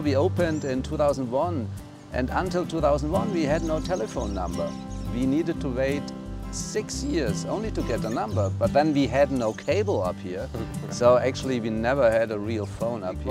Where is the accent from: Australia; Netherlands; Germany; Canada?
Germany; north of Munich, Bavaria; English is a second language; moved away as an adult; now in Vilcabamba, Ecuador; I was born in Germany, uh, better said in Bavaria, a little bit north of Munich